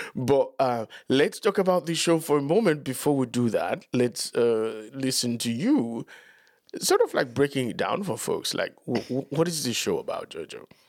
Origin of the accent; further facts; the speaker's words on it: Dominican Republic; moved away; growing up in Latin America